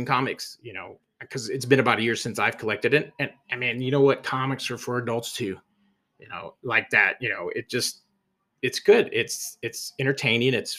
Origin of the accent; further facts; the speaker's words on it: Corpus Christi, Texas, United States; moved away; my hometown Corpus Christi